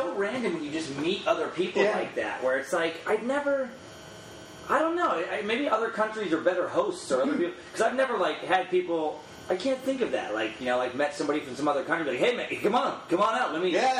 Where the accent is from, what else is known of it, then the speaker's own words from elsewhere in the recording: United States; We're from America, too.